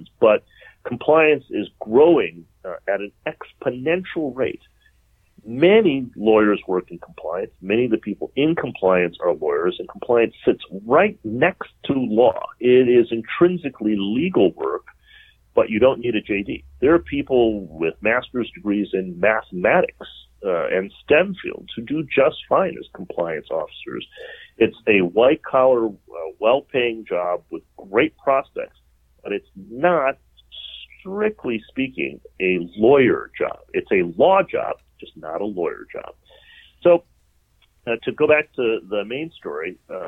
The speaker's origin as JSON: {"language": "English", "town": "Detroit", "region": "Michigan", "country": "United States", "tie": "born or raised there", "moved": "yes", "said": "I'm from Detroit, the Motor City, a magnificent wreck"}